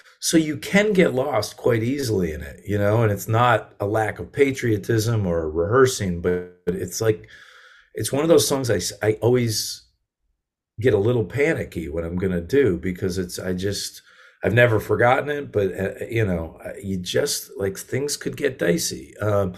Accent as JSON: {"language": "English", "region": "Connecticut", "country": "United States", "tie": "born or raised there", "also_born_or_lived": "Massachusetts", "said": "Yeah, I grew up in Connecticut"}